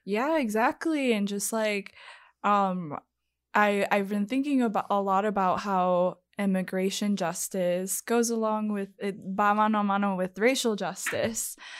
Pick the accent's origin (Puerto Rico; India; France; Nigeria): Puerto Rico; moved away; I am from Puerto Rico